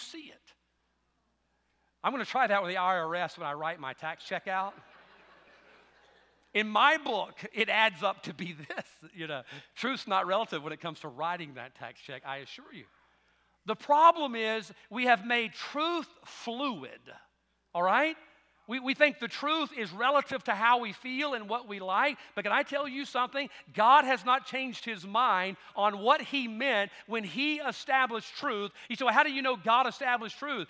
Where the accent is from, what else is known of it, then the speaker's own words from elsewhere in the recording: the South, United States; I'm thankful for the South, being raised in the South.